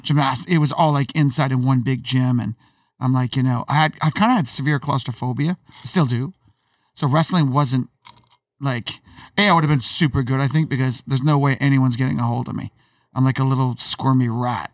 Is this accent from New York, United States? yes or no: yes; Syracuse, New York, United States; I grew up in Syracuse, which is an upside town in New York